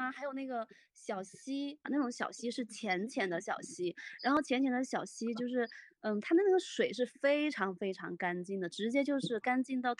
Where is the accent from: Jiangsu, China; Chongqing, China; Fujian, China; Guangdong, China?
Fujian, China; 不不不不，我我小时候是在山里面，我们在我们那边是属于武夷山那边儿。